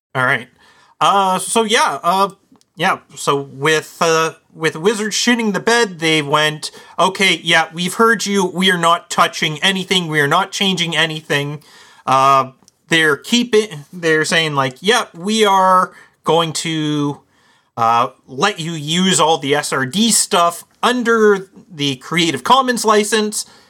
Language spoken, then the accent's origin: English; Canada; our Canadian Thanksgiving